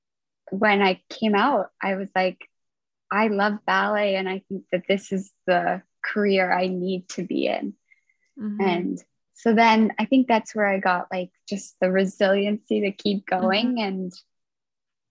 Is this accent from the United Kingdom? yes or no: no; Nanaimo, British Columbia, Canada; now in Victoria, Canada; I'm originally from Nanaimo, which is just on Vancouver Island as well. And then I moved to Victoria to come pursue dance